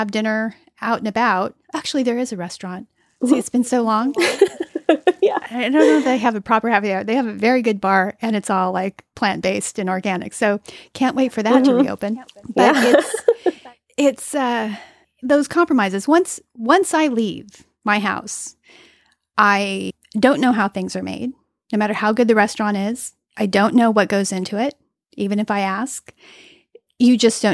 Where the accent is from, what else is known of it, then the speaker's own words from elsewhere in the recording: California, United States; I'm from California